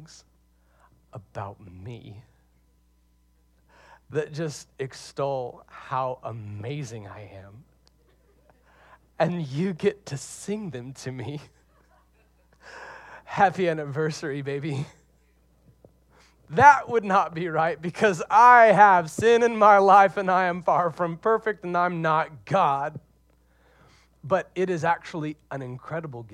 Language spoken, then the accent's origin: English; Deep South, United States; accent: Southern; now in Seattle, United States; I'm originally from the Deep South.